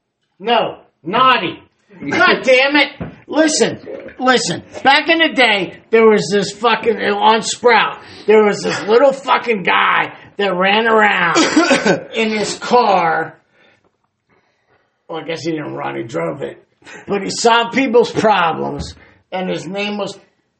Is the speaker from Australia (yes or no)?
no; Canada; I'm from Canada. We invented fake gold.